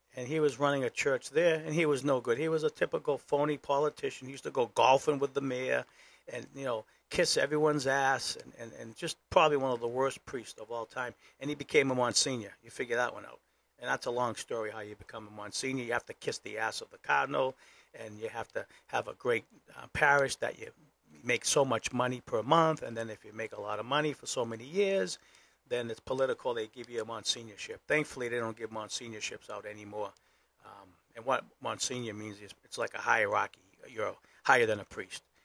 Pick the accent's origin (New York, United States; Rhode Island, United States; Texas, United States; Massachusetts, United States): Massachusetts, United States; Boston; now in New Hampshire, United States; I'm from Boston.